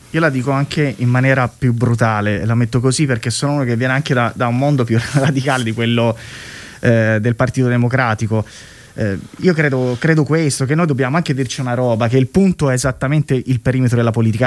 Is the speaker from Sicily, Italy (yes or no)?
no; Tuscany, Italy; Io sono toscano